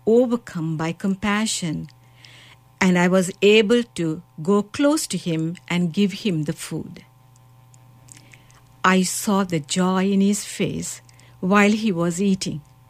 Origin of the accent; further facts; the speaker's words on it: Sri Lanka; now in Canada; Originally, I'm from Sri Lanka, but now I'm here in Canada as a missionary.